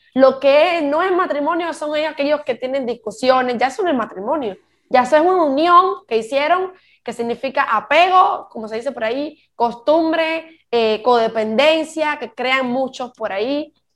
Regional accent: Cuba; moved away as an adult; yo como cubana me fui de mi país

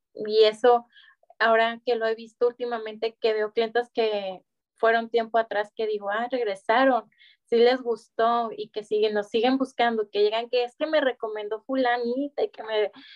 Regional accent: Guadalajara, Jalisco, Mexico; moved away as an adult; now in Monterrey, Mexico; yo soy de Guadalajara junto con toda mi familia y llegamos aquí a Monterrey hace tres años

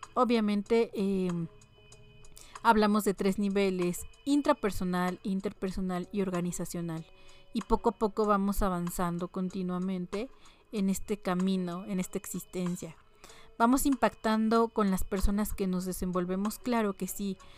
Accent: Mexico; como mexicanos

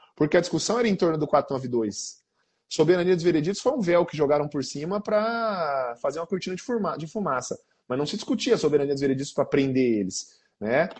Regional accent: Campo Grande, Mato Grosso do Sul, Brazil; Sou aqui de Campo Grande, igual o João e o, e o Rodrigo

